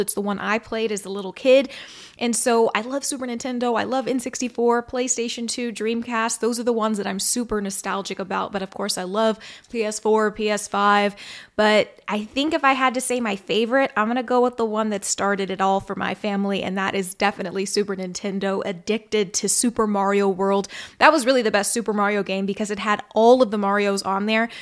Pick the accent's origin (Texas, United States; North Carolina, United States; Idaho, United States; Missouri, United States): Missouri, United States; my hometown state, Missouri